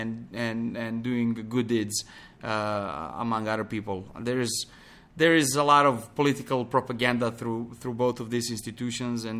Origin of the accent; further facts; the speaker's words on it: Pančevo, Vojvodina, Serbia; moved away as an adult; also born or lived in Belgrade, Serbia; now in Montenegro; I grew up in Belgrade, one close town to, small town to Belgrade called Pančevo